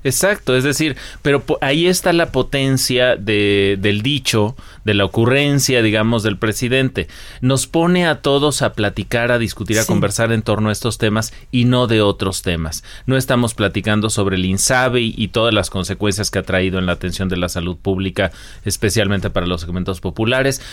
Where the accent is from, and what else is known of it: Mexico